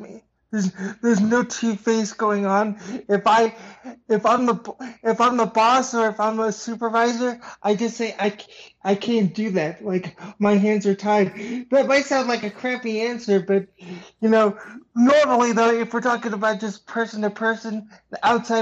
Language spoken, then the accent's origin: English; United States; moved away as an adult; also born or lived in Los Angeles, California / Washington State; now in Las Vegas, United States; I was born in the West Coast, baby. Los Angeles